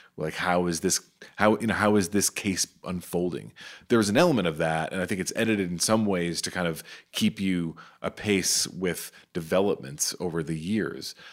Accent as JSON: {"language": "English", "town": "New York City", "region": "New York", "country": "United States", "said": "I'm from Staten Island"}